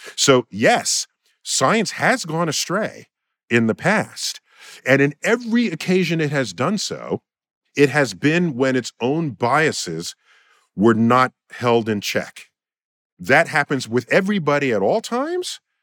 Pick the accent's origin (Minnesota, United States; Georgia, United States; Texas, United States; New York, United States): New York, United States; New York City; my hometown, New York City